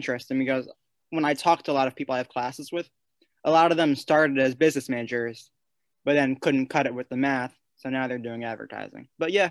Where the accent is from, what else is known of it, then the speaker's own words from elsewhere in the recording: Freehold, New Jersey, United States; So I grew up in Freehold, New Jersey, which is central Jersey, if you believe in that. It's not the most Jewish town, but right next to Freehold is Marlboro, New Jersey, which is a very Jewish town. So I went to synagogue in Marlboro. I went to a conservative synagogue.